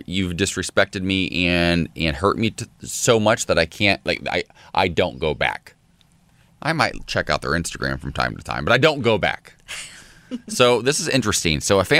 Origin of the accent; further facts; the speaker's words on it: a small town in Ohio, United States; moved away; I grew up in a small town in Ohio.